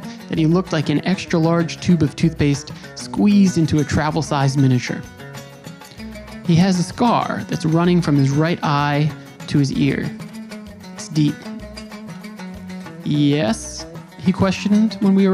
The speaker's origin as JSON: {"language": "English", "country": "United States", "said": "I have family there, but I'm from the U.S."}